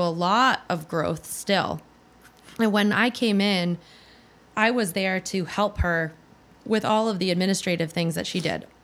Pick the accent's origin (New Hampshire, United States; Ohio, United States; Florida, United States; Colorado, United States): New Hampshire, United States; moved away; I was from New Hampshire